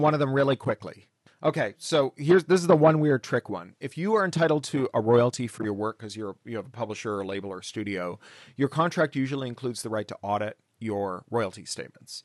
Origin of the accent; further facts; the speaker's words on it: Canada; My grandfather was, or my father was born in the Soviet Union, but I was born in Canada.